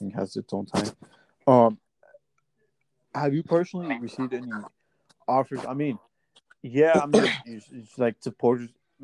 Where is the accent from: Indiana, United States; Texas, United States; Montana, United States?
Indiana, United States; Indianapolis; I'm from Indiana, I'm here from Indianapolis